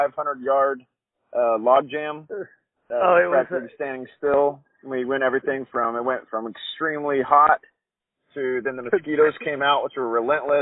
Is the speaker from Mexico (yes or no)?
no; Nicaragua; moved away; Like I said, I grew up in Nicaragua. I grew up just literally adventuring was our job down there